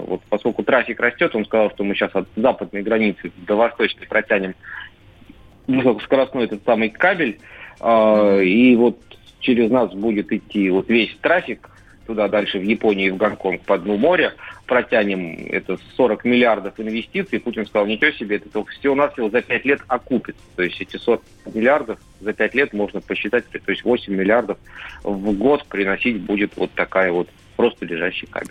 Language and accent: Russian; Tver, Tver Oblast, Russia; в моем родном городе Тверь